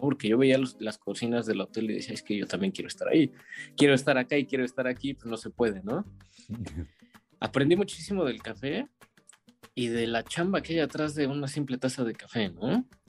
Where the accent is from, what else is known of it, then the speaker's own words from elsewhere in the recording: Mexico City, Mexico; moved away as an adult; now in Paris, France; soy de la Ciudad de México, de Iztapalapa